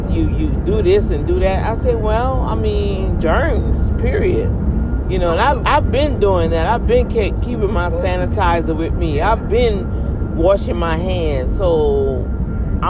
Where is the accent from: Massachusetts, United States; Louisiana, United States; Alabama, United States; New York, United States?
Louisiana, United States; New Orleans; now in Texas, United States; I'm from Louisiana, I'm from New Orleans